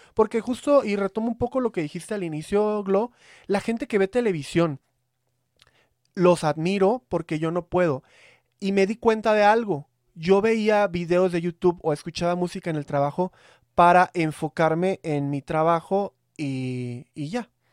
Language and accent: Spanish; Veracruz, Mexico; now in Mexico City, Mexico; soy de Veracruz